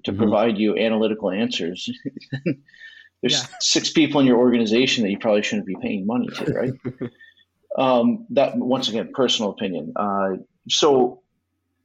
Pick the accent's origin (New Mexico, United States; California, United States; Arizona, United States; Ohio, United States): Ohio, United States; Cleveland; I am from Cleveland